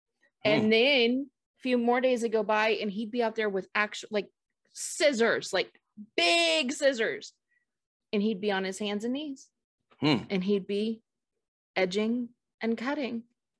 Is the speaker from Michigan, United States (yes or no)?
no; the Bay Area, California, United States; when I was a teenager, growing up in the Bay